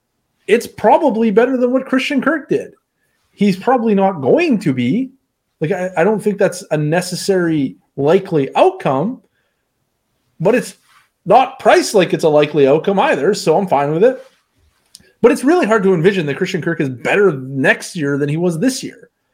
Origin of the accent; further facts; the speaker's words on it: Saskatchewan, Canada; I'm from Saskatchewan. We're pretty crude out there.